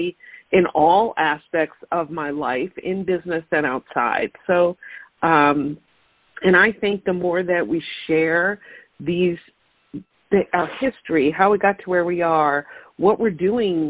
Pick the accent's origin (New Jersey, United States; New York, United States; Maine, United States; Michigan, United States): New York, United States; Long Island; now in Syracuse, United States; I've lived in New York my whole life, not right here. I'm originally from Long Island and made my way up a little bit more north into the center part of the state